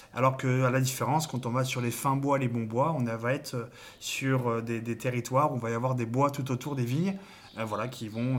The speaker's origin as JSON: {"language": "French", "area": "Cognac", "region": "Nouvelle-Aquitaine", "country": "France", "said": "chez nous à Cognac"}